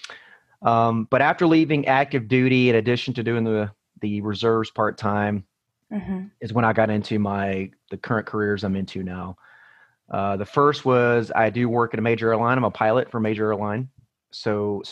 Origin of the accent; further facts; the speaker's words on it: Atlanta, Georgia, United States; moved away as an adult; also born or lived in Colorado Springs, Colorado; I was actually born and raised in the Atlanta, Georgia area, but I moved away when I graduated high school.